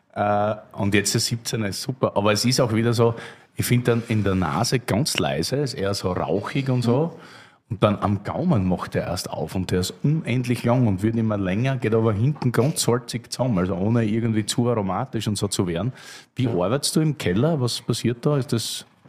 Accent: Hartberg, Styria, Austria; now in Berlin, Germany; wo ich herkomme, aus Hartberg, haben wir einen Ringkogel quasi

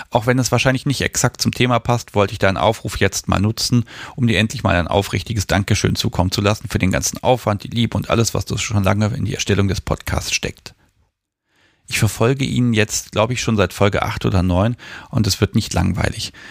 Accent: Germany; Ich bin in der DDR aufgewachsen und in einem christlichen Elternhaus.

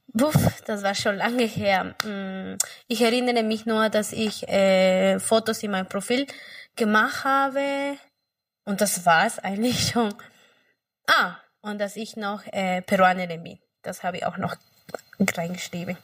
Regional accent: Peru; German is a second language; moved away as an adult; now in Germany; Ich komme aus Peru. Ich bin seit 2015 hier.

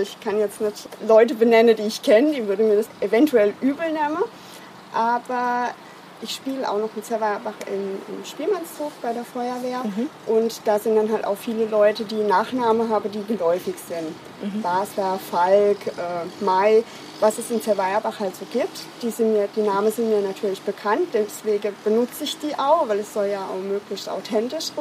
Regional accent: Offenburg, Baden-Württemberg, Germany; moved away as an adult; now in Kraichgau, Germany; Ich bin geboren in Offenburg

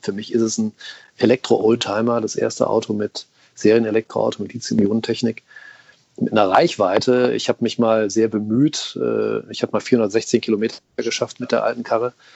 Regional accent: Rhineland, Germany; ich bin waschechter Rheinländer

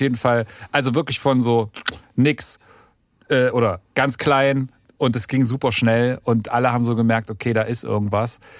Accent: East Germany, Germany; ich bin ja auch Ossi

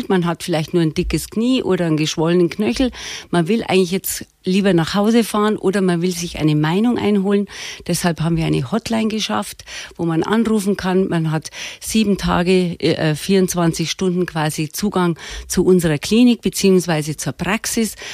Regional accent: Munich, Bavaria, Germany; born there; Ich bin eigentlich gebürtig in München geboren. Wir sind alle in München geboren, weil der Papa damals da gearbeitet hat.

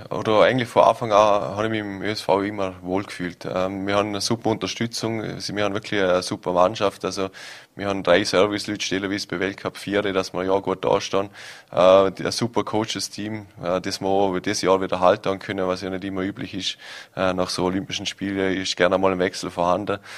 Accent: Vorarlberg, Austria; jeder verbindet Weihnachten doch irgendwo mit Schnee als Vorarlberger.

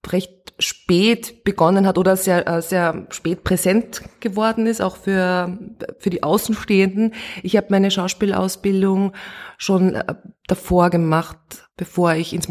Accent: Steyr, Upper Austria, Austria; now in Vienna, Austria; Ich bin in Steyr aufgewachsen. Ich habe das Oberösterreichische eigentlich schon fast verlernt, weil ich dann nach Wien ausgewandert bin.

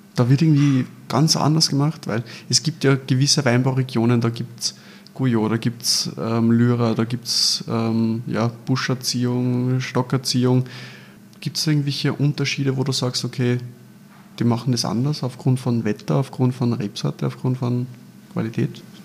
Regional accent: Lower Austria, Austria; Wir kommen zwar beide aus Niederösterreich

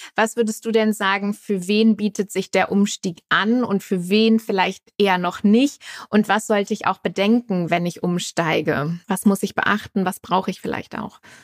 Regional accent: Germany; in unserem ja, sehr autogeprägten Land

